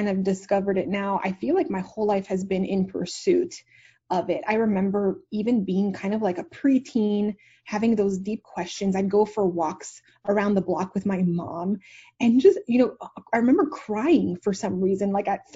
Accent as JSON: {"language": "English", "town": "Montreal", "region": "Quebec", "country": "Canada", "moved": "yes", "lives_now": "Dallas, United States", "said": "I'm actually originally from Montreal, Canada. So I'm not an American"}